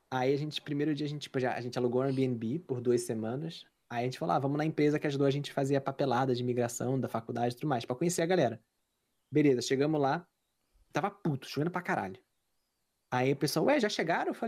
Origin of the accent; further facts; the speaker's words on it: Rio de Janeiro, Brazil; moved away as an adult; now in Canada; eu cresci no Meyer. Sou de Caxias